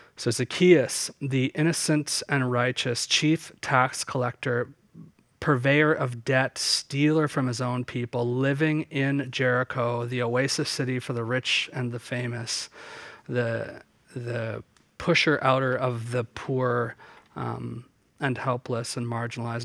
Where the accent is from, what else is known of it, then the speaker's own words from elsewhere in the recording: Southern Ontario, Canada; where I grew up in Southern Ontario.